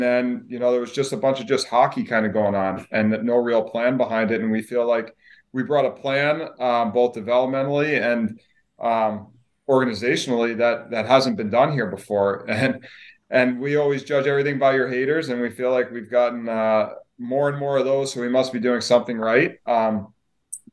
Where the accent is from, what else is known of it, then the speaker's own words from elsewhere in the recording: Long Island, New York, United States; I grew up in Long Island and grew up in New York and played youth hockey and got to play my junior hockey at home.